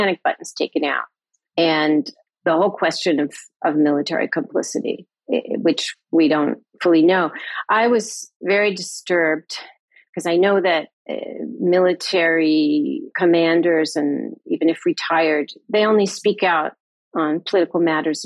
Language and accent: English; United States; as an American